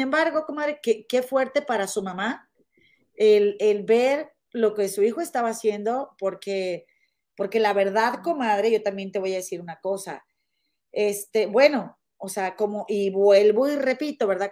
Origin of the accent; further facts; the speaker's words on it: Monterrey, Nuevo León, Mexico; moved away as an adult; now in United States; yo soy de Monterrey